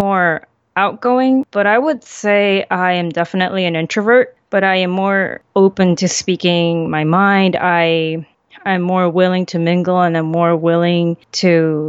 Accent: Chile; born there; also born or lived in Central America / Europe; I was born in South America in Chile, and we moved around quite a lot because of my father's work. So I lived in Central America and in Europe.

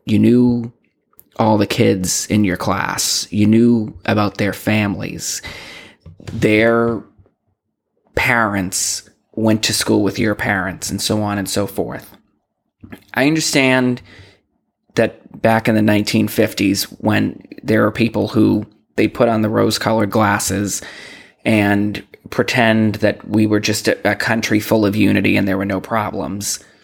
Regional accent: Boston, Massachusetts, United States; I'm from Boston. I grew up in Boston

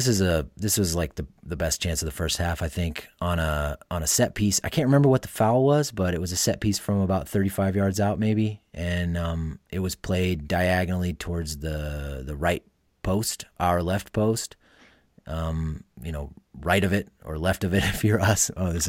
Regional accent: Iowa, United States; I'm from Iowa.

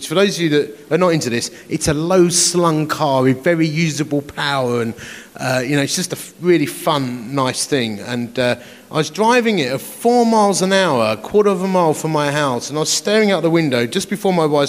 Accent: Romford, London, United Kingdom; also born or lived in Dagenham; I am from Romford. I was born in Dagenham

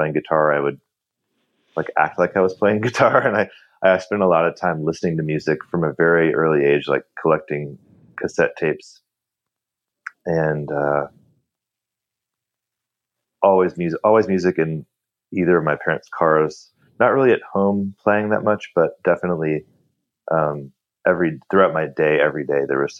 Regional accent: San Diego, California, United States; I grew up in San Diego

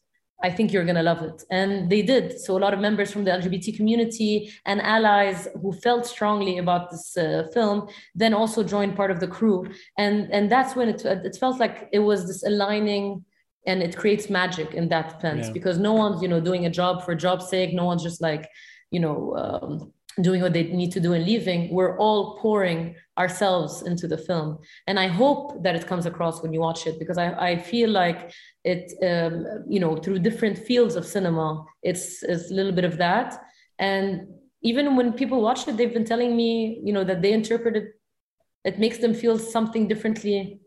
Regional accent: Beirut, Beirut Governorate, Lebanon; accent: Syrian; my culture is very much Syrian. And I've felt the feeling of, you know, growing up in Beirut, having a Syrian accent

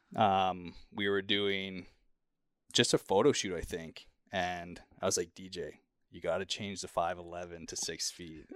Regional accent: Kelowna, British Columbia, Canada; moved away; my hometown, Kelowna

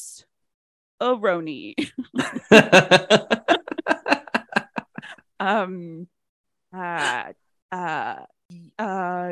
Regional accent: Arkansas, United States; we are from Arkansas

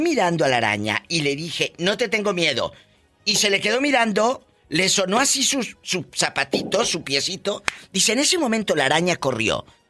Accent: Matamoros, Tamaulipas, Mexico; moved away; ahí en Matamoros, Tamaulipas, mi tierra

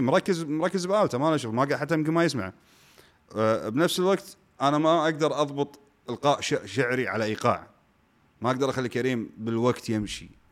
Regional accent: Kuwait; انا موسيقي كويتي

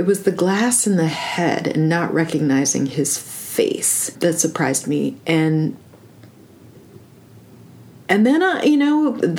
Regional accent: Minnesota, United States; born there; I was born in Carlton County.

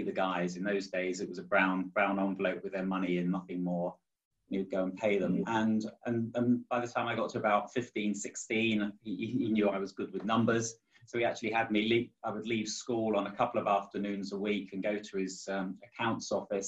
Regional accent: Chertsey, South East England, United Kingdom; I was born in February 1957 in a place called Chertsey, just outside of London

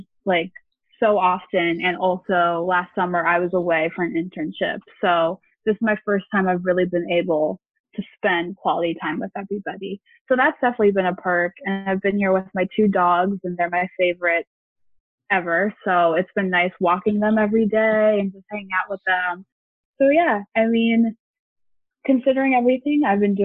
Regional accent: Port Chester, New York, United States; moved away as an adult; I have gone back home. I'm from Westchester County. New York, specifically in Port Chester, so about 30 minutes outside of New York City.

